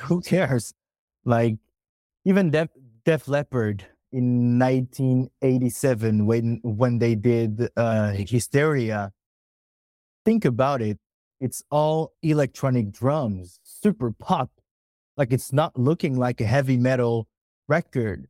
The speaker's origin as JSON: {"language": "English", "country": "France", "said": "we are from France"}